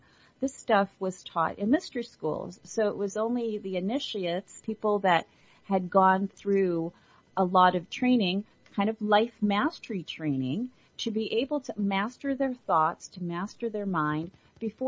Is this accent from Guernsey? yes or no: no; Ireland; I was born in Ireland and was educated by the nuns